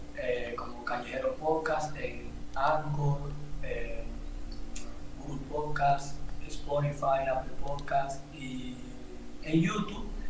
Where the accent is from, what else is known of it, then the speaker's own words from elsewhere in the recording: Santo Domingo, Distrito Nacional, Dominican Republic; yo soy de República Dominicana, exactamente de la ciudad de Santo Domingo